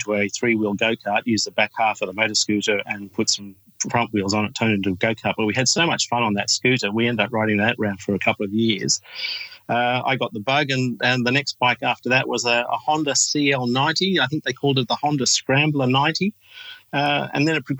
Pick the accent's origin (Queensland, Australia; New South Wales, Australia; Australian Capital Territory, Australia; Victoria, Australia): New South Wales, Australia; Sydney; I'm from Sydney, Australia